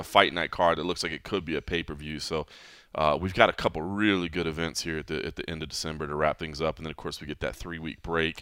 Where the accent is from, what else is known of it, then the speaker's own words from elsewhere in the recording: Dallas, Texas, United States; being born and raised in Dallas